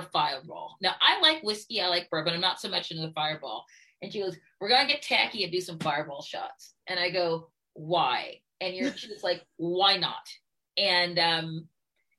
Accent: Baltimore, Maryland, United States; what we had growing up in Baltimore as African Americans

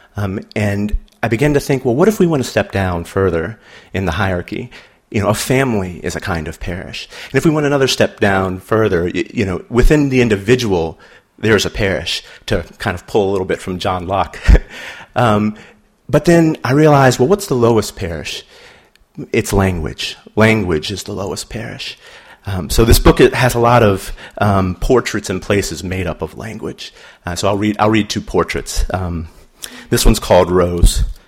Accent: New Orleans, Louisiana, United States; now in Baltimore, United States; Here's a poem about my hometown. It's called Natural. If I say New Orleans

